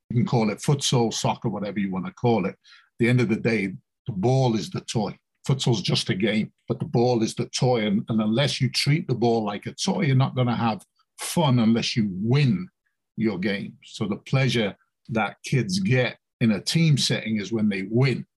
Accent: England, United Kingdom; moved away as an adult; now in United States; I'm, I'm born and bred in England

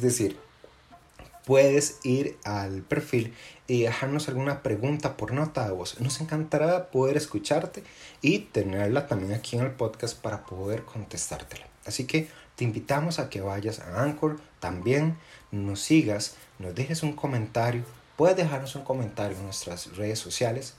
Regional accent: Costa Rica; nosotros, los costarricenses

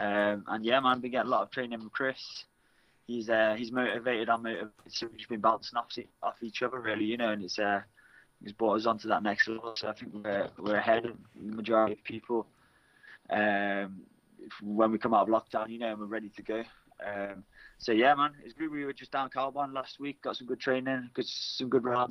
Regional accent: near Birmingham, West Midlands, United Kingdom; moved away; I grew up near Birmingham

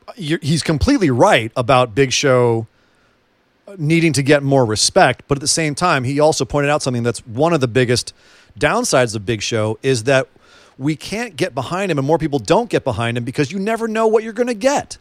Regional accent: California, United States; A California boy

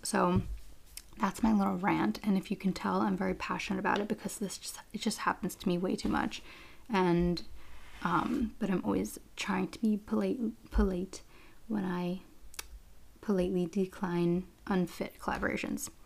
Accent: New York, United States; I'm from New York

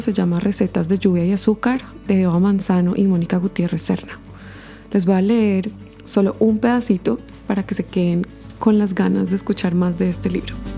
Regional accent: Colombia; moved away as an adult; also born or lived in Bogotá; now in Canada; soy una colombiana radicada en Canadá ya hace más de 10 años

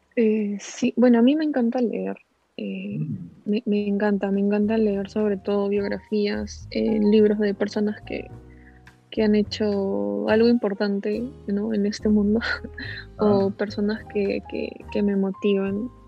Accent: Cieneguilla, Lima, Peru; also born or lived in Callao; yo nací en el Callao, pero de ahí nos, nos mudamos a Cieneguilla

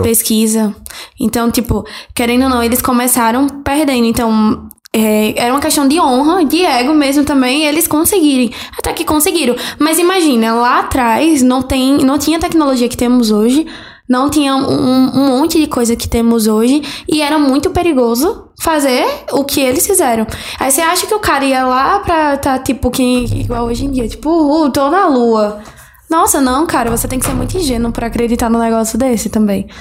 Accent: Northeast, Alagoas, Brazil; accent: Nordeste (Alagoas); é, de Nordeste, Alagoas

